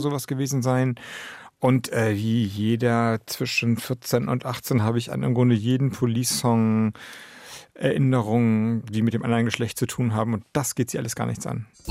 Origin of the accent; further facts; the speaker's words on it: Heikendorf, Schleswig-Holstein, Germany; moved away as an adult; also born or lived in Flensburg; das ist eigentlich mein Heimatort. Da bin ich groß geworden. Da habe ich die Zeit dann eben von 4 bis 18 bis zum Abitur verbracht